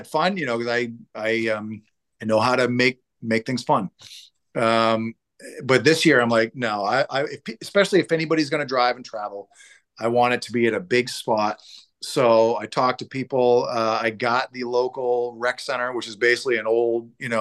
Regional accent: Portland, Maine, United States; Portland, where I'm from.

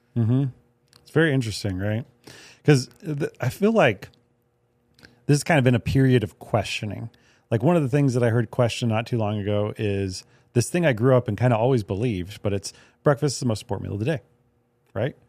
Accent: United States; I'm an American

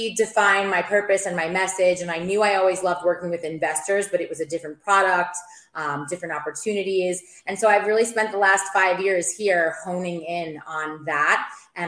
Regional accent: New York, United States; moved away as an adult; also born or lived in Maryland; now in St. Petersburg, United States; I'm from New York. You'll hear that when I speak.

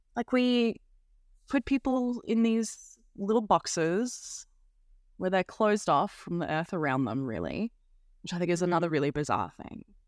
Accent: Australia

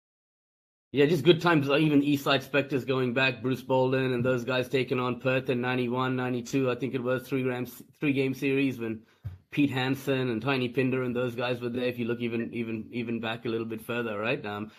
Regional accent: India; now in Australia; Being Indian myself

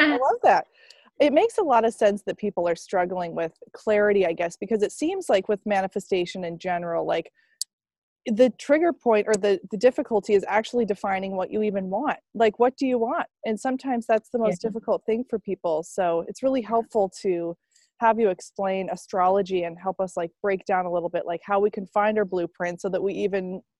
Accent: Maine, United States; now in California, United States; if I was born on the East Coast in Maine and I'm now in California

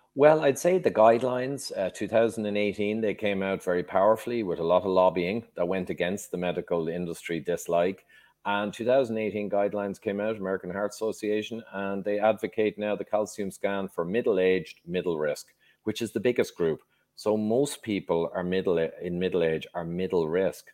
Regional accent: Dublin, Leinster, Ireland; also born or lived in London, England; I, very briefly, grew up in Dublin, uh, Ireland. I was born in London, England, but I was only there a year.

